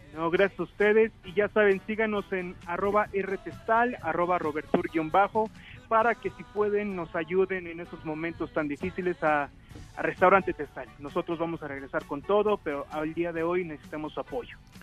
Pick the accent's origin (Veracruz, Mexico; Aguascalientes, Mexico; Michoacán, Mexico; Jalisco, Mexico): Michoacán, Mexico; Santa Clara del Cobre; yo soy de Michoacán, soy de Santa Clara del Cobre